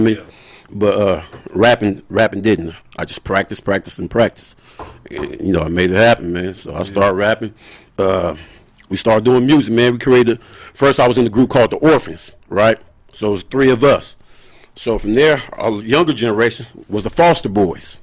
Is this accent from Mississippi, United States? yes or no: no; Moreno Valley, California, United States; I'm from Reno Valley, California. But I rep the whole IE